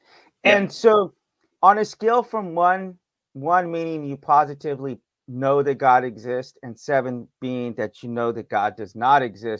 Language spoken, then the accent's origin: English; United States; I'm from America.